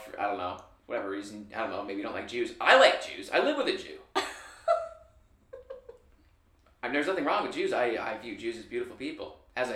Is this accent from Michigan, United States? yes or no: yes; Michigan, United States; born or raised there